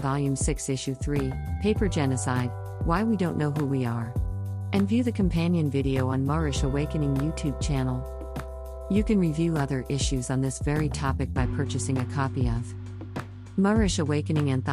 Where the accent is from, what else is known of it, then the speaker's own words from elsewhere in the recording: New York City, New York, United States; I was born in Brooklyn